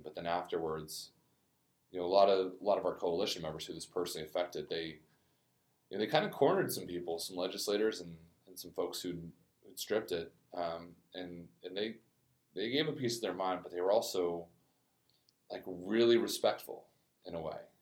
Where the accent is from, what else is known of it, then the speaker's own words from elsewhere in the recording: Aurora, Colorado, United States; moved away as an adult; also born or lived in Namibia; now in New Orleans, United States; I'm from Aurora, Colorado, just outside of Denver